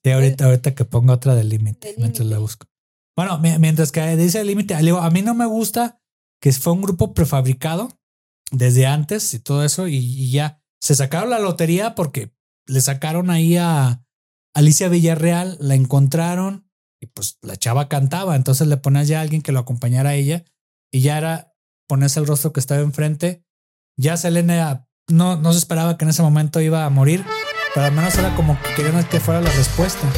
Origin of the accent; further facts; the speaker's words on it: Guadalajara, Jalisco, Mexico; allá de donde yo soy de Guadalajara